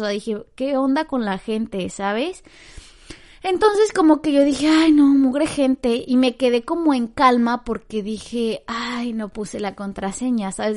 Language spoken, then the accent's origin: Spanish; Mexico; now in Canada; que pues vivo como que en Canadá, ajá, porque yo soy de México